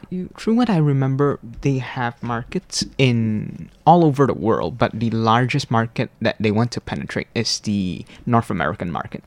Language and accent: English; Malaysia; born or raised there; moved away as an adult; now in Hualien, Taiwan